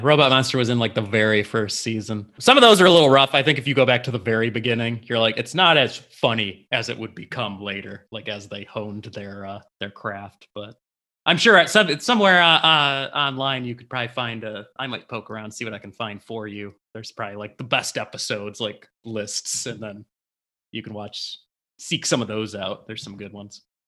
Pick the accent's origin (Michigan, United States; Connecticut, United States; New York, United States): Michigan, United States; Livonia; where I grew up in Livonia